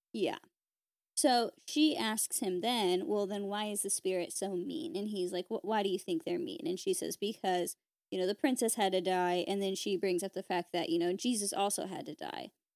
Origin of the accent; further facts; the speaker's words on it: United States; as an American